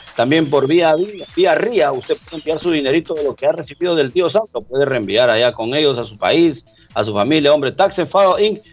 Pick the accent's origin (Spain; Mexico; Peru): Peru; also born or lived in Trujillo, Peru; nuestro lindo Perú